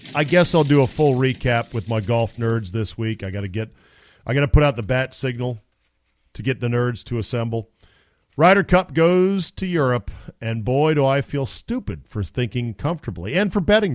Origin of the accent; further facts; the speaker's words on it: United States; I'm American